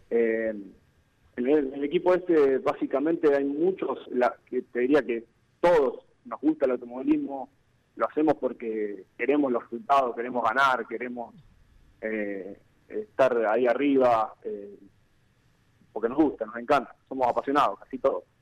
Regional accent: Venado Tuerto, Santa Fe, Argentina; yo soy de acá de Venado Puerto eh, salido de un colegio industrial.

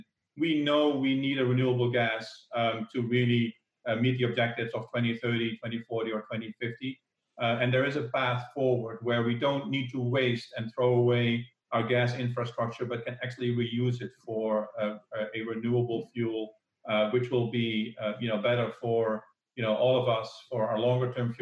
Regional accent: Netherlands; the Netherlands, actually, my home country

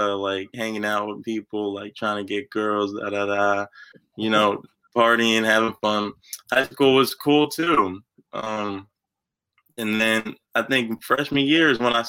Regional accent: Pleasant Valley, New York, United States; I grew up in Pleasant Valley. I still live in Pleasant Valley with my parents, but Pleasant Valley is right outside of Poughkeepsie

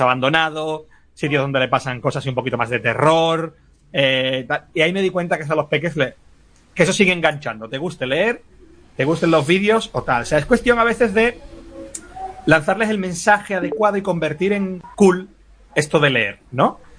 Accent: Madrid, Community of Madrid, Spain; now in Gavilanes, Spain; soy, soy de Madrid, pero que estoy en, un pueblo de Ávila

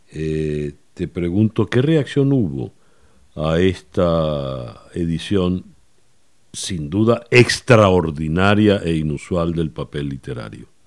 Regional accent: Venezuela; y como amigo tuyo y como venezolano, te agradezco mucho esta edición especial del papel literario del Nacional

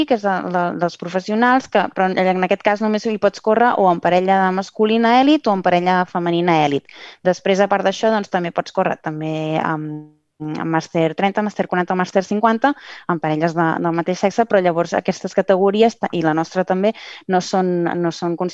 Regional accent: Catalonia, Spain; nosaltres som del Maresme

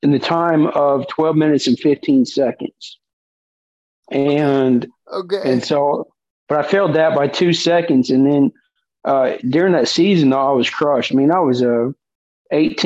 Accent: Enid, Oklahoma, United States; also born or lived in Woodward, Oklahoma; I grew up, I was born in Woodward, Oklahoma, which is Western Oklahoma, and my family moved to the Enid area in the 90s

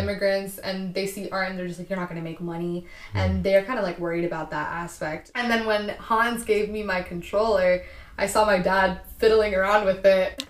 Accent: Castro Valley, California, United States; now in San Francisco, United States; I was born and raised in Castro Valley

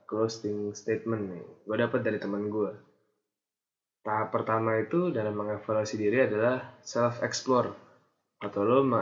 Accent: Jakarta, Indonesia; now in Bandung, Indonesia; asal SMA Jakarta yang kayak emang orang-orangnya beda

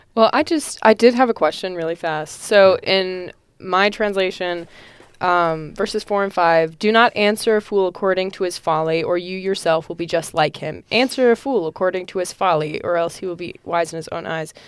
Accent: North Carolina, United States; also born or lived in Illinois; I am from North Carolina. I used to live in Illinois, and now I'm in North Carolina. Uh, Charlotte

